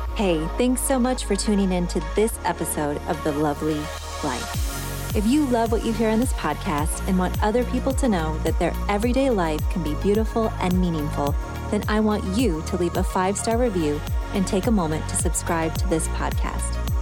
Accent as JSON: {"language": "English", "town": "Rockford", "region": "Illinois", "country": "United States", "moved": "as an adult", "lives_now": "Nashville area, United States", "said": "I'm from Rockford, Illinois, which is about ninety miles northwest of Chicago in northern Illinois"}